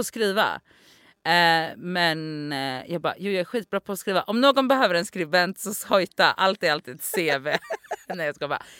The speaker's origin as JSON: {"language": "Swedish", "town": "Gothenburg", "region": "Västra Götaland", "country": "Sweden", "also_born_or_lived": "Oslo", "moved": "as an adult", "said": "jag är ju från Göteborg"}